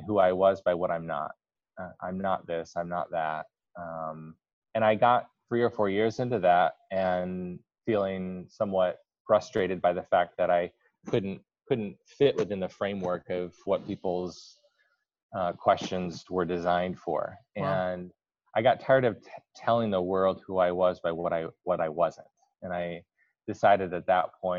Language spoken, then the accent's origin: English; Kalamazoo, Michigan, United States; I grew up in West Michigan, Kalamazoo